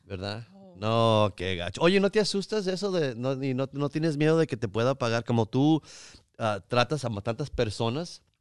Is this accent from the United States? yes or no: yes; United States; siendo mexicano, chicano yo también